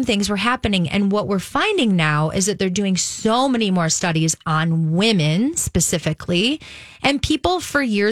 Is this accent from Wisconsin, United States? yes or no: yes; Wisconsin, United States; also born or lived in West Coast; now in Minneapolis, United States; I grew up in Wisconsin.